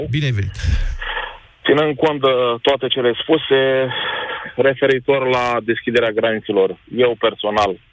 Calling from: Ploiești, Prahova, Romania; Salut, băieți! Vă sunt de la Ploiești.

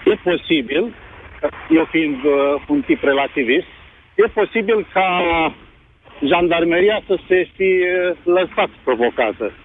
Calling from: Brăila, Brăila County, Romania; vă sunt din Brăila.

